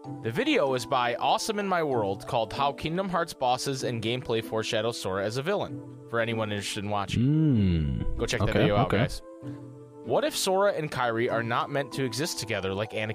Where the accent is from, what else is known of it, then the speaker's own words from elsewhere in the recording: Michigan, United States; I'm from Michigan, which I am